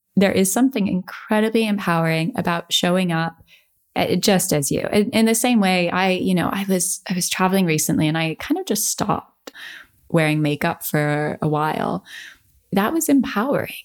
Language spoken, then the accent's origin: English; United States; growing up in America